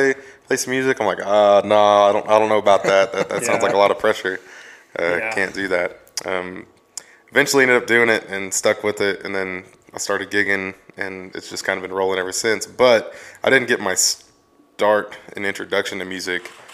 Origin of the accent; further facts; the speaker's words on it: Luther, Oklahoma, United States; I'm from Luther, Oklahoma. That's where I was raised.